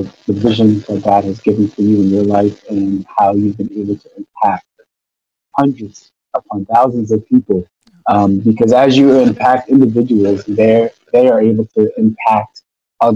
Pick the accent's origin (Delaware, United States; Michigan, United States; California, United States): Delaware, United States; Newark; also born or lived in Yonkers, New York; I was born in Yonkers, New York. My dad worked for DuPont, got a job with DuPont, relocated to Newark, Delaware